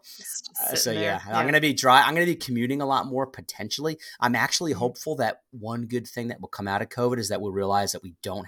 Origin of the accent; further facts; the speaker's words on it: East Lyme, Connecticut, United States; I grew up in Connecticut, southeastern Connecticut, a place called East Lyme, Connecticut, home of Lyme disease.